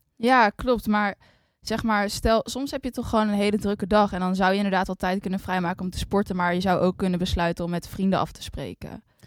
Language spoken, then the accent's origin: Dutch; Netherlands; wij zijn allebei opgegroeid in Nederland